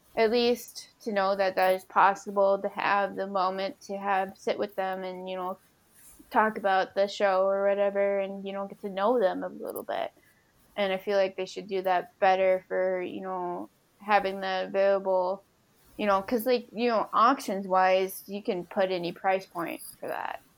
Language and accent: English; Minnesota, United States; I was from Minnesota